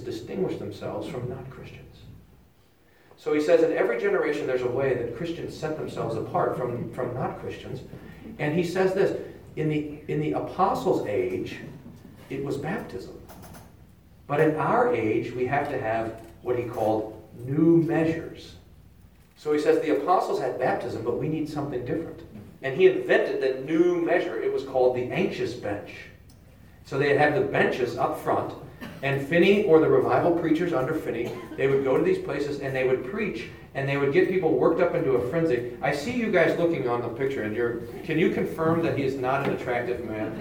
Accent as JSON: {"language": "English", "town": "Kerrville", "region": "Texas", "country": "United States", "tie": "born or raised there", "said": "there was a creek that was by my house growing up in Kerrville."}